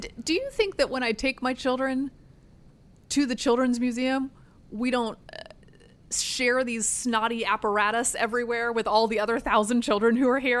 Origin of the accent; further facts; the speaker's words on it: Durham, North Carolina, United States; also born or lived in Northern Virginia; now in Arlington County, United States; I sent my children to camp in my hometown. which is in the state of North Carolina